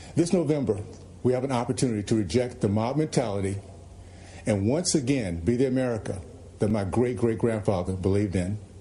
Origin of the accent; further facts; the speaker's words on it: the South, United States; moved away as an adult; also born or lived in Brooklyn, New York; I was raised in the South during the days of Jim Crow